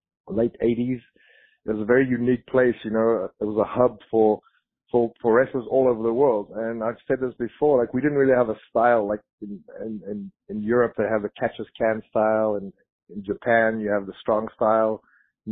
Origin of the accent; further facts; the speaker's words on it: South Africa; moved away as an adult; also born or lived in Florida; I grew up in South Africa